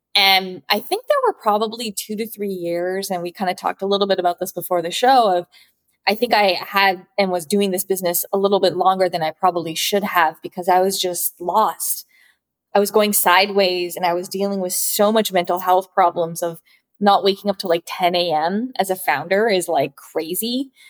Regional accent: Vancouver, British Columbia, Canada; moved away as an adult; also born or lived in New York; my parents were Japanese immigrants and they moved to Vancouver in Canada. So, I was actually born and raised in Canada

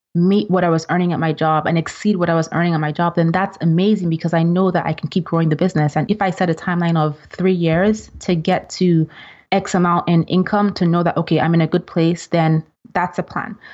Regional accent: Nigeria; moved away as an adult; now in United States; I'm originally from Nigeria

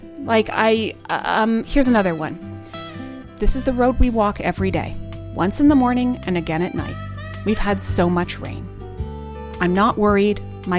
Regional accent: Muskoka, Ontario, Canada; I grew up in Muskoka.

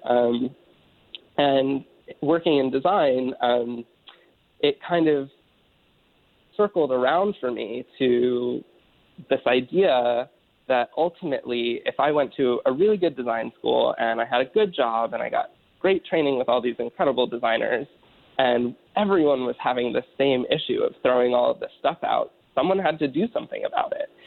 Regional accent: Pennsylvania, United States; growing up in Pennsylvania and having just you know responsible family

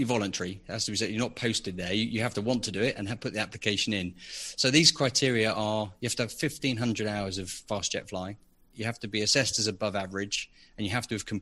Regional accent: Biggin Hill, London, United Kingdom; moved away as an adult; now in Buckinghamshire, United Kingdom; I grew up in Biggin Hill, which I'm sure most of your listeners know is a very famous Second World War Battle of Britain airfield just outside London

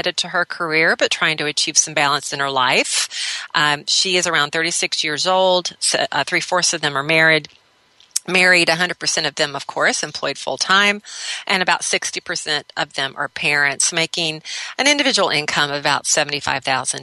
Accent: Minneapolis, Minnesota, United States; right here in my hometown of Minneapolis, Minnesota

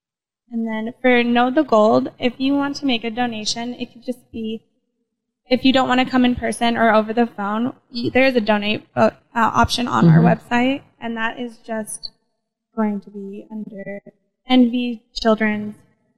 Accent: Oregon, United States; moved away as an adult; now in Reno, United States; I was born in Oregon, and I've been in Reno for 12 years now, so I consider myself a Nevada now.

